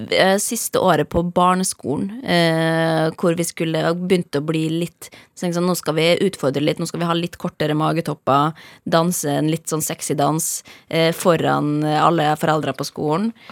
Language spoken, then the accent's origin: Norwegian; Molde, Møre og Romsdal, Norway; Bodde mye på bygda også i perioder der ute, men da jeg vokste opp i Molde by, ja.